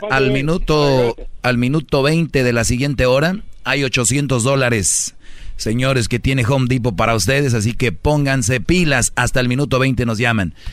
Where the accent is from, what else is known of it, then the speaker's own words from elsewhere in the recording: Jalisco, Mexico; yo no soy de allá, yo soy de Jalisco